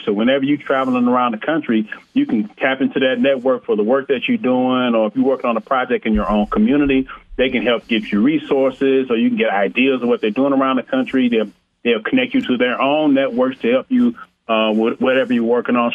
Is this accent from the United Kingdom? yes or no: no; Flint, Michigan, United States; now in Arizona, United States; I was born in Flint, Michigan